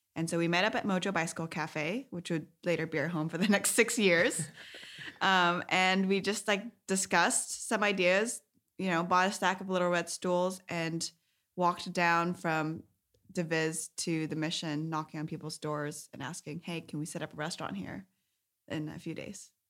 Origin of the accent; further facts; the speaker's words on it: Sunnyvale, California, United States; I grew up in Sunnyvale, uh, in the South Bay